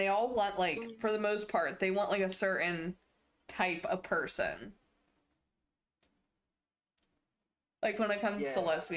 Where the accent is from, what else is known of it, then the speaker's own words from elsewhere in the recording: Ohio, United States; growing up in Ohio